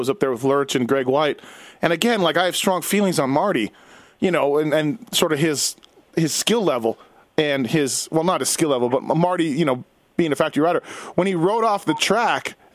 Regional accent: Canada; I'm Canadian

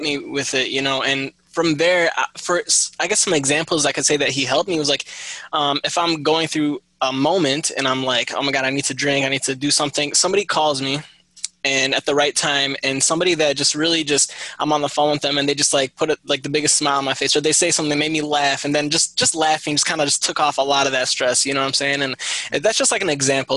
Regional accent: Michigan, United States; I was born and raised in Michigan

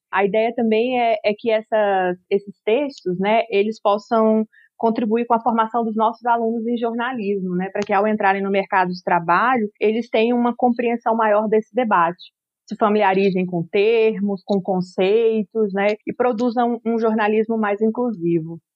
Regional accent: Acre, Brazil; eu sou acriana, né? Eu sou amazônida

